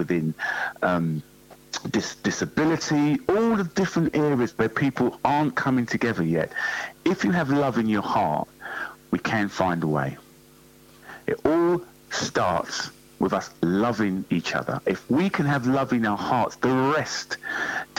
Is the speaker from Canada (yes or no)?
no; London, United Kingdom; growing up in North London